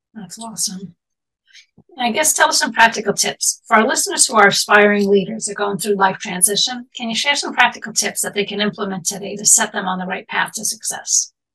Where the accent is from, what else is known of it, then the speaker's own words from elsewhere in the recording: New York City, New York, United States; I grew up in Manhattan in the city